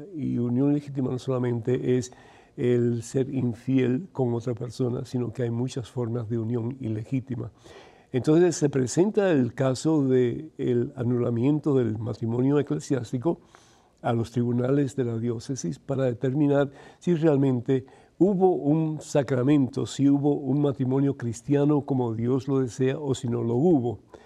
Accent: Cuba; Yo soy de Cuba

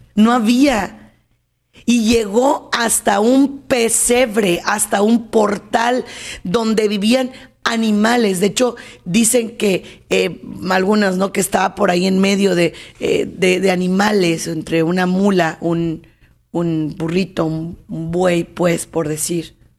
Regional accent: Mexico; en mi país, aquí en México

